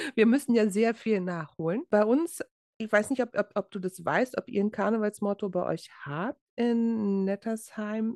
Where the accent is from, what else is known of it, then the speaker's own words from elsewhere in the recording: Berlin, Germany; moved away; wir sind ja beide in Berlin geboren